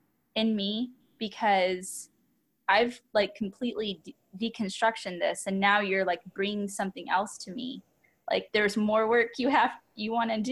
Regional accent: United States; my American mentality.

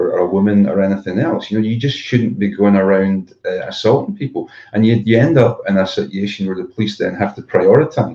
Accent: Zambia; now in United Kingdom; When I was a kid growing up in Africa

